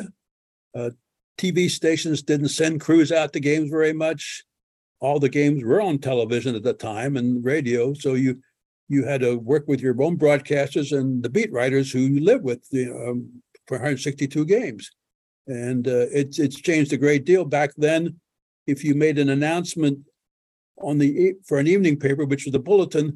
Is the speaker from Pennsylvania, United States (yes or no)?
yes; Lebanon, Pennsylvania, United States; the Lebanon Daily News, which was my hometown newspaper